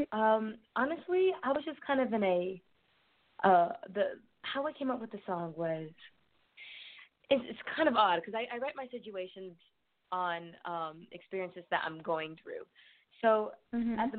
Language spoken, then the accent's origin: English; San Antonio, Texas, United States; I was born and raised in San Antonio, Texas